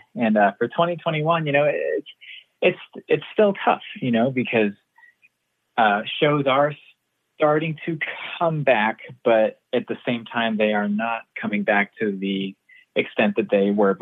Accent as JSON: {"language": "English", "region": "Kansas", "country": "United States", "tie": "born or raised there", "moved": "yes", "said": "I grew up in Kansas, so that's Tornado Alley"}